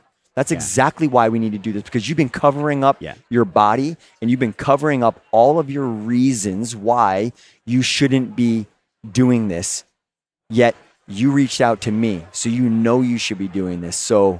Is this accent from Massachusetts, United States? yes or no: yes; Boston, Massachusetts, United States; I'm from Boston, dude.